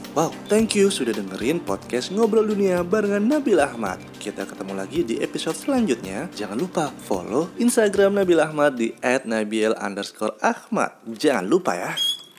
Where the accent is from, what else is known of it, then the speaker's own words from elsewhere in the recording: Madura, East Java, Indonesia; gue kan orang Madura ya hmm. gue tinggal di Madura